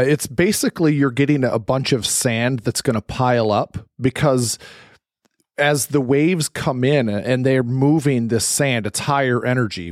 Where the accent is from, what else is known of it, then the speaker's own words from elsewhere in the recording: Michigan, United States; I'm from Michigan